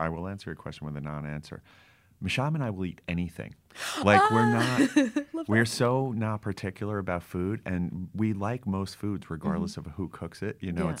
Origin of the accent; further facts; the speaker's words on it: New Jersey, United States; I grew up chasing him around the Jersey Shore